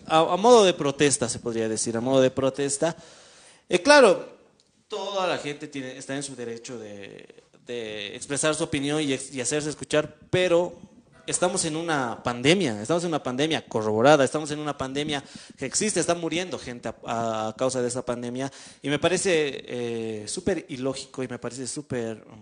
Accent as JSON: {"language": "Spanish", "country": "Bolivia", "said": "como bolivianos"}